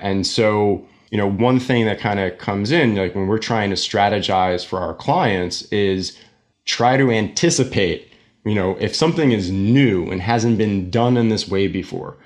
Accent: New York City, New York, United States; moved away as an adult; also born or lived in Jersey City, New Jersey; now in New Jersey, United States; I'm born and raised in New York, Staten Island

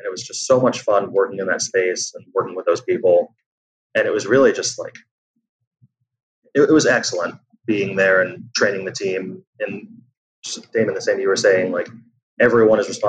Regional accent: New York City, New York, United States; I'm from New York

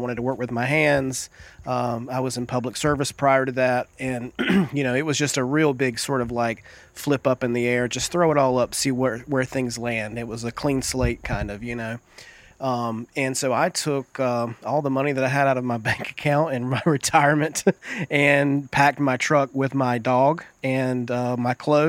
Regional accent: east of Raleigh, eastern North Carolina, United States; moved away as an adult; also born or lived in San Francisco; now in Asheville, United States; I am from North Carolina originally, but I grew up in the eastern part of the state, just east of Raleigh, and I was working in Raleigh, and I was a career changer in my 20s

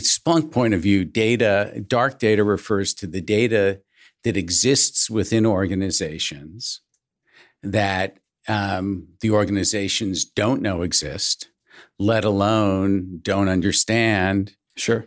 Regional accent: Syosset, New York, United States; I grew up in suburban New York in a town called Syosset

